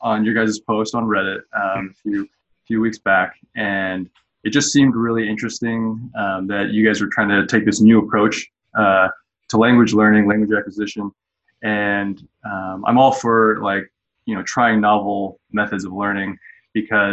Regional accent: California, United States; also born or lived in Taiwan (parents); now in Las Vegas, United States; I was born in California

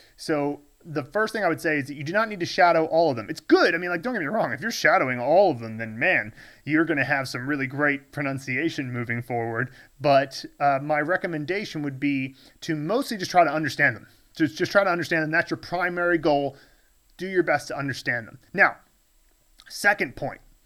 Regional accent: United States; moved away as an adult; now in Chengdu, China; when I was growing up in the States

